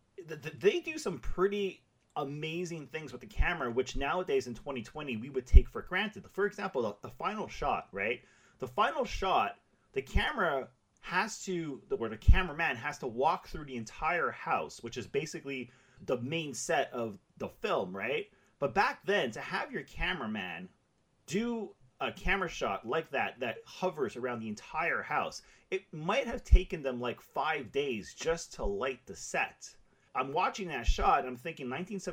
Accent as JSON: {"language": "English", "town": "Montreal", "region": "Quebec", "country": "Canada", "tie": "born or raised there", "said": "I grew up in Montreal."}